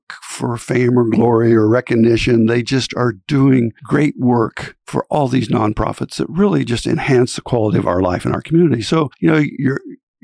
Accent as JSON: {"language": "English", "town": "Fort Scott", "region": "Kansas", "country": "United States", "tie": "born or raised there", "lives_now": "Manhattan, United States", "said": "I grew up in Fort Scott, Kansas"}